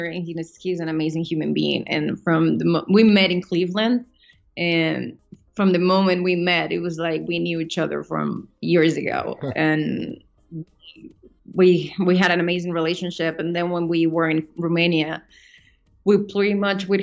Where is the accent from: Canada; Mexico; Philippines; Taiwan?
Mexico; moved away as an adult; also born or lived in New York; now in United States; I come from Mexico. I've been in the States for the last 3 years, but I moved to the States when I was 18 to study acting